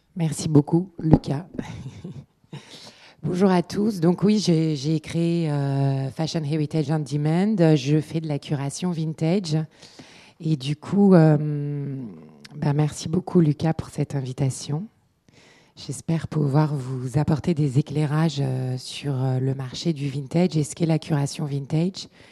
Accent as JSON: {"language": "French", "town": "Paris", "region": "Île-de-France", "country": "France", "tie": "born or raised there", "also_born_or_lived": "London", "moved": "as an adult", "said": "j'ai grandi dans l'Est parisien et je me suis retrouvée dans l'Est londonien"}